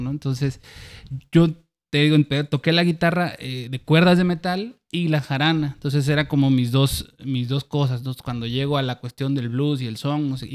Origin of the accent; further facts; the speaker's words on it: Acayucan, Veracruz, Mexico; accent: jarocho sureño; moved away as an adult; now in Xalapa, Mexico; Allá nací, crecí.